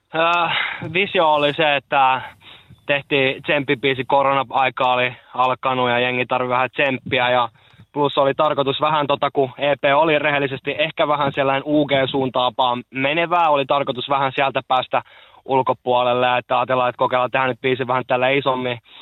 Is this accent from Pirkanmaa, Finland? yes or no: no; Lahti, Päijät-Häme, Finland; mä oon lahtelainen